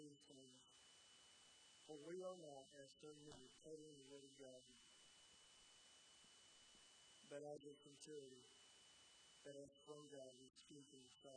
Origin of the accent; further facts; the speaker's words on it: Edgewood, Indiana, United States; moved away as an adult; now in North Carolina, United States; I grew up in Edgewood, and I did the sports there